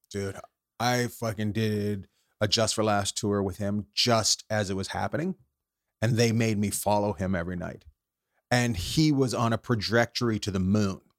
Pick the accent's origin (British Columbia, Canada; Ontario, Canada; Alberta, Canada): British Columbia, Canada; Terrace; moved away; I grew up in Terrace, British Columbia